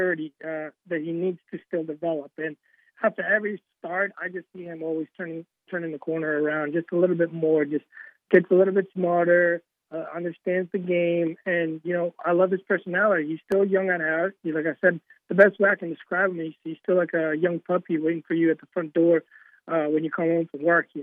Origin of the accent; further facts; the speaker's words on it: Kentucky, United States; moved away; also born or lived in New York; Since we're from Kentucky originally, you know, it's just something I grew up in.